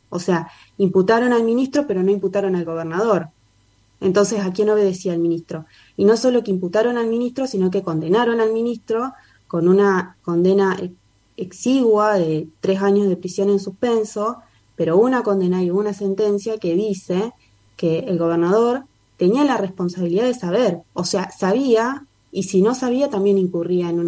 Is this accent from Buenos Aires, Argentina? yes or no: no; Santa Fe, Argentina; en Barrio Barranquita, en mi casa donde vivíamos